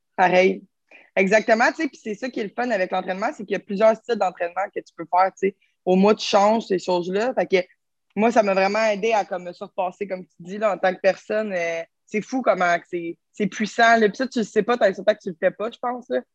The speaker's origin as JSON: {"language": "French", "town": "Terrebonne", "region": "Quebec", "country": "Canada", "said": "je viens de Terrebonne."}